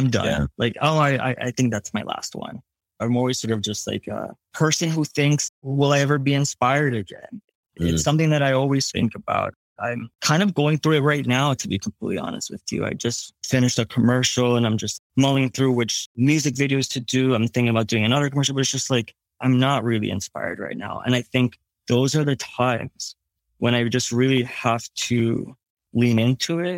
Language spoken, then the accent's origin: English; New Jersey, United States; moved away as an adult; now in New York City, United States; I'm a kid from Jersey. I'm Puerto Rican.